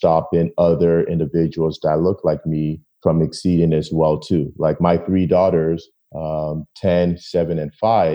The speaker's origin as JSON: {"language": "English", "area": "Toronto, Woodbridge", "region": "Ontario", "country": "Canada", "tie": "born or raised there", "said": "when we moved from Toronto to Woodbridge"}